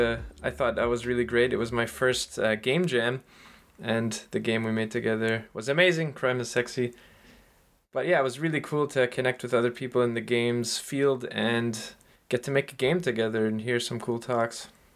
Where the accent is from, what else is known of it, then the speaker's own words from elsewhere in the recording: Clare, Nova Scotia, Canada; moved away as an adult; also born or lived in Moncton, New Brunswick; Frenchies started in my hometown in Clare.